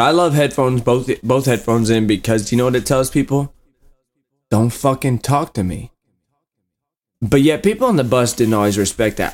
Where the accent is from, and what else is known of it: Warsaw, Indiana, United States; born or raised there; moved away